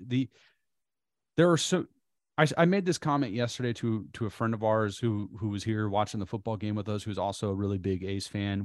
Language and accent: English; Bay Area, California, United States; also born or lived in Oakland; we're from the Bay Area. We live in Oakland right now.